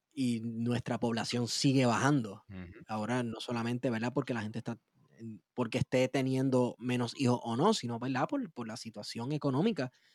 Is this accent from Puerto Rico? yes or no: yes; Puerto Rico; como puertorriqueño tiene una relación con el español y el, inglés